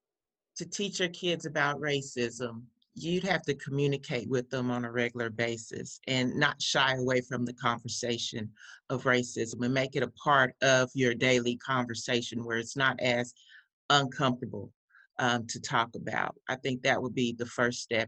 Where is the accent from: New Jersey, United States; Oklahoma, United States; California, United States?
Oklahoma, United States; Tulsa; also born or lived in Coffeyville, Kansas; in second grade, because that's when I moved to Tulsa and went to Union Elementary School, Roy Clark